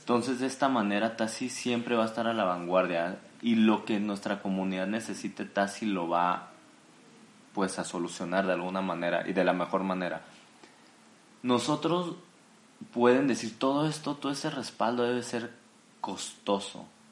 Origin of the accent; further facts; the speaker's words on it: Jalisco, Mexico; soy originario de Jalisco, México